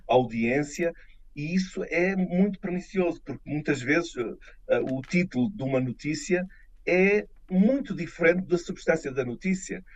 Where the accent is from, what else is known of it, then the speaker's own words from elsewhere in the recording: Lisbon, Portugal; moved away as an adult; also born or lived in Brussels, Belgium; now in Kenya; voltarei a Portugal, à minha terra eh, de origem, Lisboa